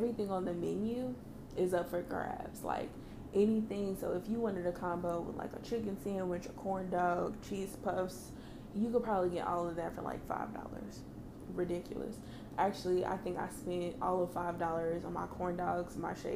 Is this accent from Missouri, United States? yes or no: yes; Kansas City, Missouri, United States; I'm from Kansas City